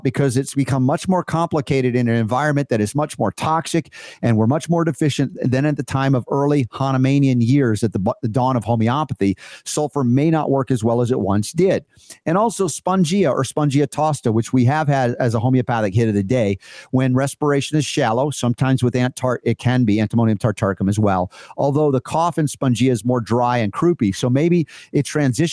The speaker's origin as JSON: {"language": "English", "region": "Georgia", "country": "United States", "tie": "born or raised there", "also_born_or_lived": "the North (US)", "said": "I grew up in Georgia"}